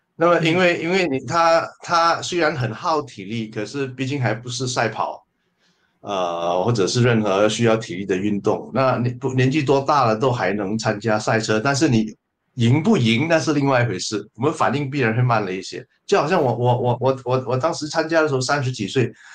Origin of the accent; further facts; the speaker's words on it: Malaysia; 我是马来西亚的作家，呃，诗人